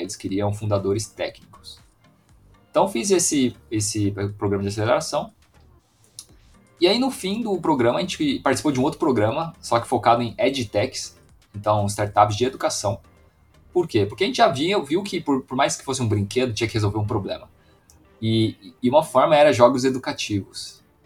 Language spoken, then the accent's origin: Portuguese; Foz do Iguaçu, Paraná, Brazil; eu sou de Foz do Iguaçu, na fronteira